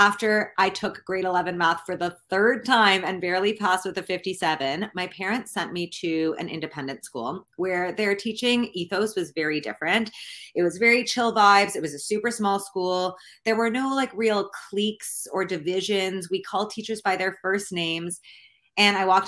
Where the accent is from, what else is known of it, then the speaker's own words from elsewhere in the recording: Canada; I'm from Canada